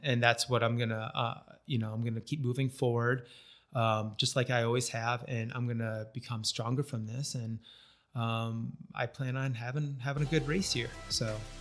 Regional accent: northern New York, United States; moved away as an adult; also born or lived in Florida; now in St. George, United States; I grew up in, uh, northern New York, um, small farm

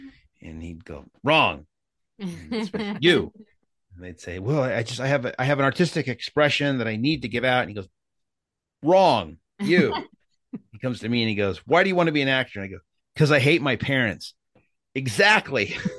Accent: San Jose, California, United States; born there; Yeah, I was born in Northern California in San Jose, which is was when I was a kid, it was cherry orchards. Now it's the Silicon Valley.

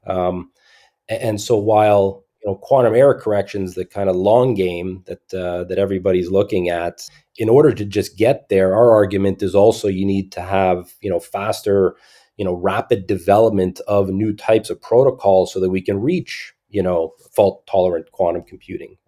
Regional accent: Montreal, Quebec, Canada; I grew up mostly in Montreal, Montreal, Canada

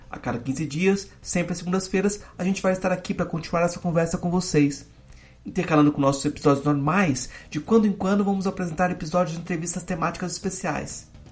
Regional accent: Goiás, Brazil; eu sou goiano, eu estou no contexto de Goiás

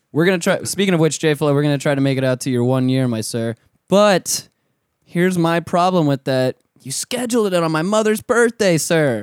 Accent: Pensacola, Florida, United States; now in Orlando, United States; I'm from Pensacola

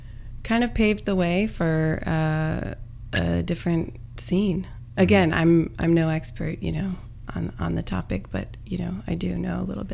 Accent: Roanoke, Virginia, United States; In Roanoke, Virginia.

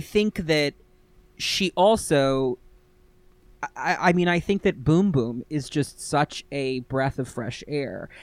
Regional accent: New York, United States; I'm from New York

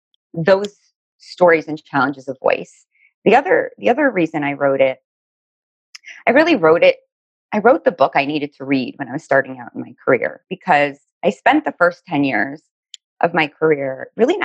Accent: Miami, Florida, United States; now in New Jersey, United States; I'm originally from Miami, Florida

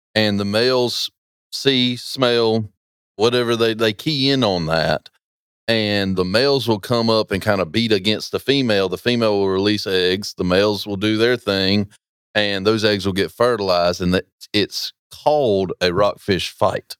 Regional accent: Roanoke Rapids, North Carolina, United States; I'm from Roanoke Rapids

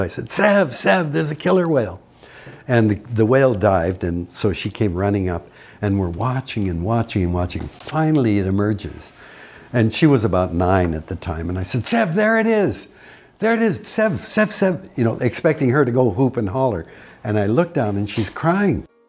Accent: Canada; As a Canadian

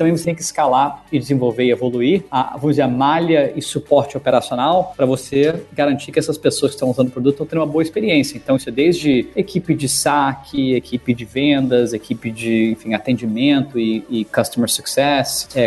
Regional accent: Brasília, Federal District, Brazil; also born or lived in United States; Eu sou de Brasília e morei fora boa parte da minha vida. Meu, meu pai é diplomata, então eu sempre passava três anos no Brasil, três anos fora, mas sempre cresci em Brasília.

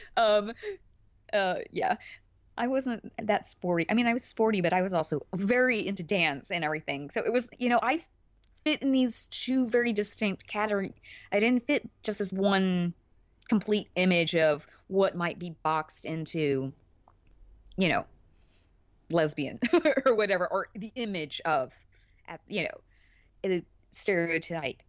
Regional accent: Alabama, United States; where I grew up in Alabama, actually had a pretty sizable Catholic population.

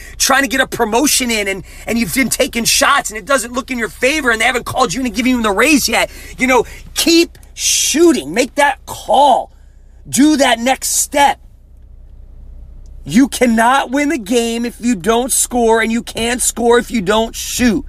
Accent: New Jersey, United States; moved away as an adult; also born or lived in Tulsa, Oklahoma; growing up in Jersey, man, basketball was my sport

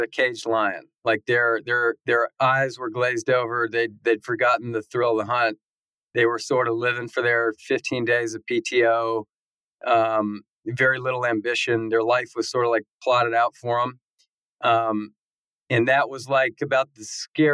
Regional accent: Knoxville, Tennessee, United States; also born or lived in Texas / Auburn, Alabama / Birmingham, Alabama; I grew up in Knoxville, Tennessee is my hometown

